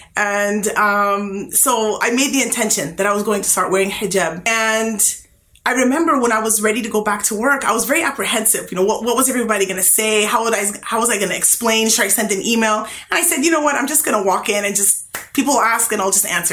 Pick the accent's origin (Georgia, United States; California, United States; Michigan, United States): California, United States; I was from California